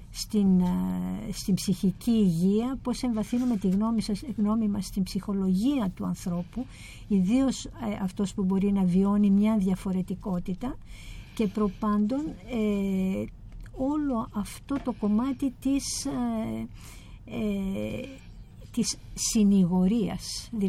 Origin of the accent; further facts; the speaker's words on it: Ethiopia; η εμπειρία μου το ότι ε, γεννήθηκα και μεγάλωσα στην Αιθιοπία είναι πολύ σημαντική, πάρα πολύ σημαντική, διότι έζησα σε μια κουλτούρα και σε έναν κόσμο